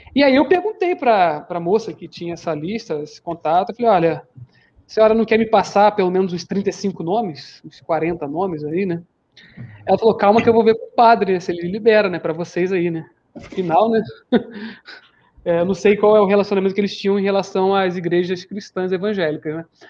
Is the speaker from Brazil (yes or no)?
yes; Rio de Janeiro, Brazil; moved away as an adult; also born or lived in Limeira / São Paulo; eu sou do Rio de Janeiro, embora esteja aqui em São Paulo já faz uns 5 a 6 anos.